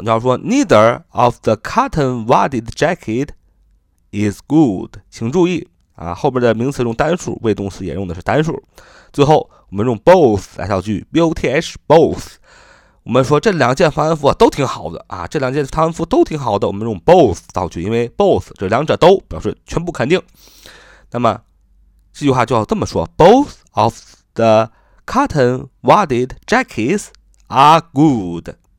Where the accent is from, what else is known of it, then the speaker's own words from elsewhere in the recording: China; 我们中国人